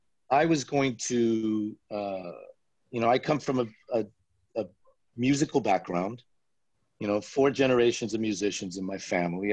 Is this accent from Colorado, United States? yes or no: no; Las Vegas, Nevada, United States; now in Los Angeles, United States; I grew up in Las Vegas